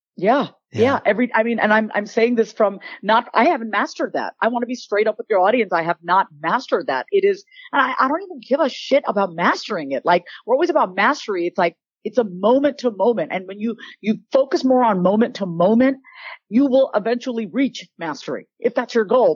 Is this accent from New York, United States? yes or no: yes; Long Island, New York, United States; accent: Long Island; now in Austin, United States; I grew up on Long Island, New York